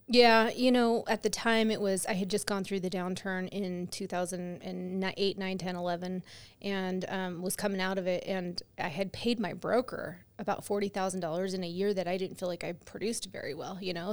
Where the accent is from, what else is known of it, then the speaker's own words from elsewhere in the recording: California, United States; moved away; I grew up in California